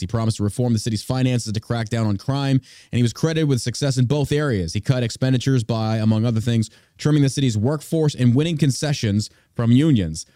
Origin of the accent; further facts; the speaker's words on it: Port Neches, Texas, United States; growing up in Port Neches, Texas